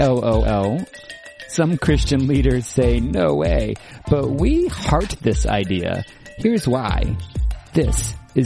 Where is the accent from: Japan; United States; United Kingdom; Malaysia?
Japan; moved away; I grew up in Japan.